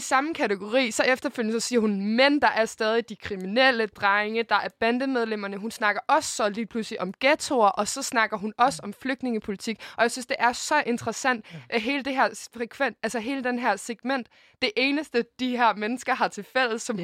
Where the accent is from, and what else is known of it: Denmark